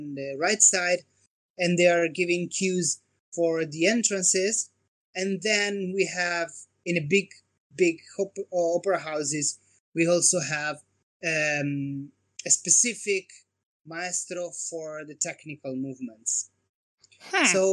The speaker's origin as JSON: {"language": "English", "town": "Como", "region": "Lombardy", "country": "Italy", "tie": "born or raised there", "moved": "as an adult", "said": "my hometown, which is Como, north part of Italy."}